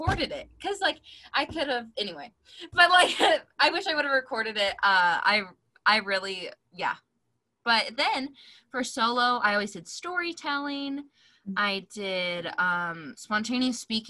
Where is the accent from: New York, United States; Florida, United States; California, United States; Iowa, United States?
Iowa, United States; She's my home state forever and always